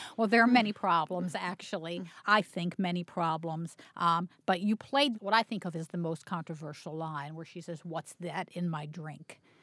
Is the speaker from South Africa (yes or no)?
no; Baltimore, Maryland, United States; I grew up in Baltimore